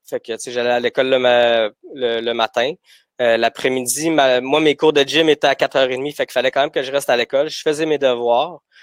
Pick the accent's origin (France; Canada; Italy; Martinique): Canada; Gatineau, Quebec; also born or lived in Bucharest, Romania; J'ai grandi à Gatineau euh, jusqu'en secondaire 3